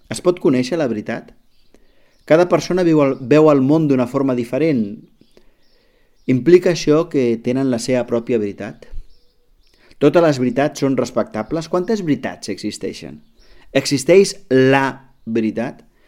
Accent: Catalonia, Spain; com a catalans

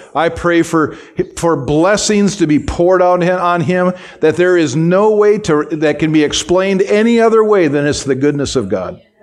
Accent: United States; as an American

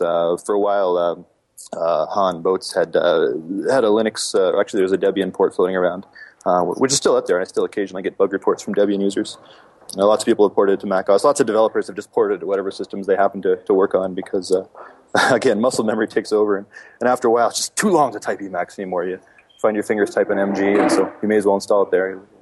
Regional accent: Calgary, Alberta, Canada; live in my hometown of Calgary.

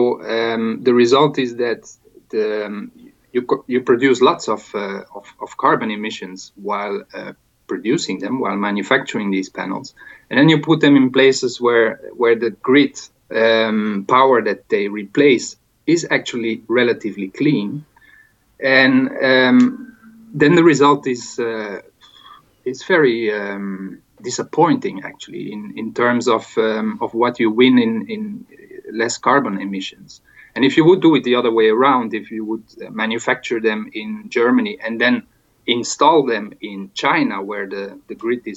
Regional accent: Belgium; now in Spain; my home country, Belgium

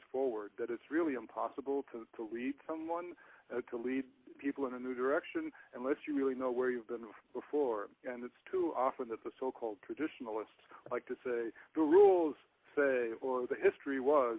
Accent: Seattle, Washington, United States; that was the church nearest to us where I was growing up in Seattle

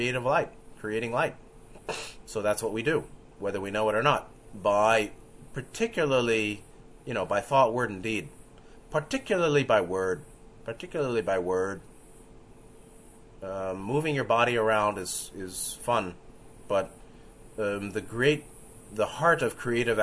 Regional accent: New York City, New York, United States; I was growing up in New York City in the 70s

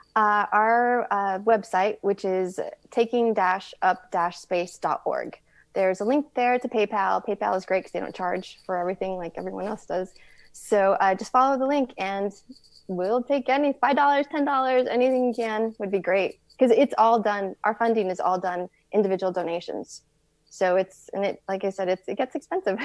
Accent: Tucson, Arizona, United States; I am from Tucson.

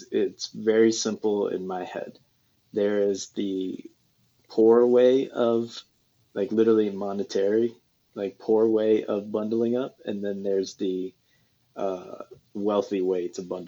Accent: Kansas, United States; now in California, United States; I'm obviously from Kansas, and then when I moved to California

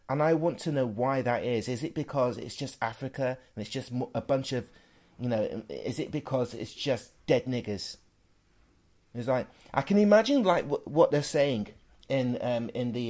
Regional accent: Worksop, East Midlands, United Kingdom; growing up in Worksop as well, which is where I spent a majority of my life

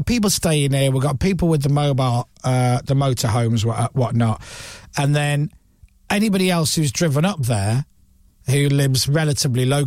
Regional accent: Leeds, Yorkshire and the Humber, United Kingdom; I was born and raised in Leeds

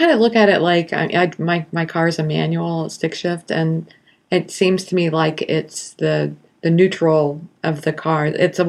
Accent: Kansas City, United States; I'm from Kansas City.

